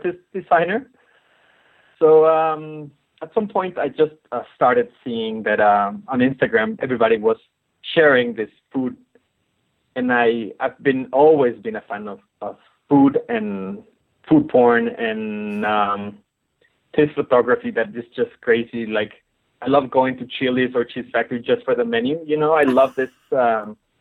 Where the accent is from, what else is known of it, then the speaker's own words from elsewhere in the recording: Mexico City, Mexico; I was born in Mexico City, which is a colorful and very ironic